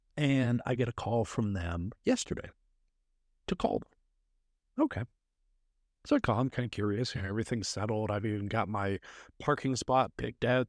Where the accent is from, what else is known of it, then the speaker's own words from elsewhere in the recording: Canada; now in Dallas, United States; I'm from Canada originally